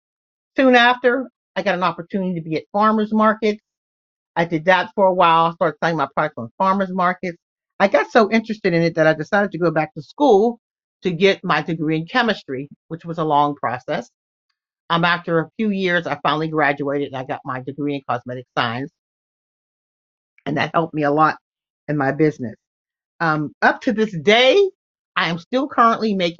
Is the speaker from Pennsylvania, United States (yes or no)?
yes; Pittsburgh, Pennsylvania, United States; I'm from Pittsburgh, Pennsylvania